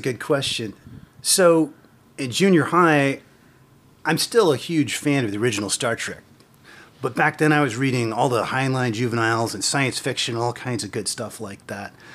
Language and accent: English; Terre Haute, Indiana, United States; I came originally from Terre Haute, Indiana. That's where I was born